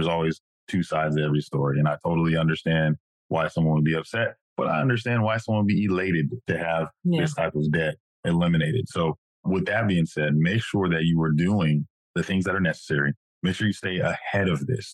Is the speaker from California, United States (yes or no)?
yes; Madera, California, United States; I'm from Madera, California, the thriving metropolis